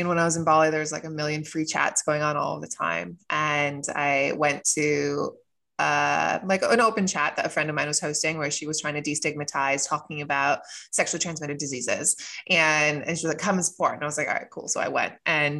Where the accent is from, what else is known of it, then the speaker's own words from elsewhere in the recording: United States; I was raised in America where we don't talk about these things, you know?